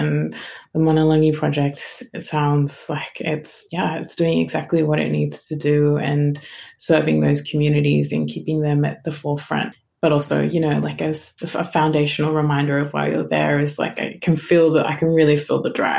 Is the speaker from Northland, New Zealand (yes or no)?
yes; Whangarei, Northland, New Zealand; Whangarei is my hometown, actually. My sister's still up there in Whangarei, so shout out to all my fam in Whangarei